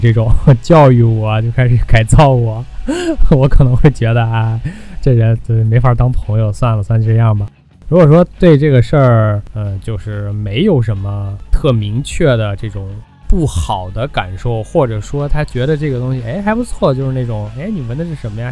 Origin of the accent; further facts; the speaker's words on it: China; 咱们都是中国人